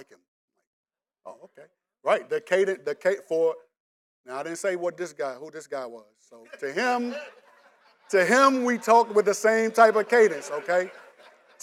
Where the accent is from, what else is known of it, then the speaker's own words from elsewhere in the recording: DMV, United States; DMV has a way of recycling our slang as well. So we say, some people still say joint like me